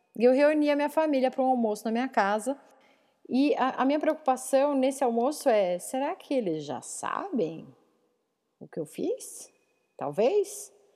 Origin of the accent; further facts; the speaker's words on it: São Roque, São Paulo, Brazil; now in Tatuí, Brazil; perto de São Roque, que é onde eu cresci. Ou vamos dizer aqui, eu moro em Tatuí